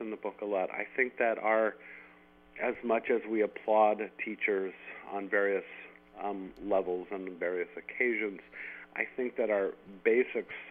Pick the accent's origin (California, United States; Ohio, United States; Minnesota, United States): California, United States; San Jose; a kid growing up in San Jose and, you know, in the 1970s